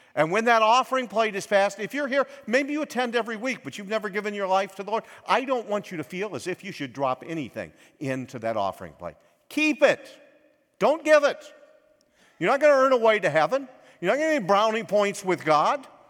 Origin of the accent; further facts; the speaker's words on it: United States; I was born in America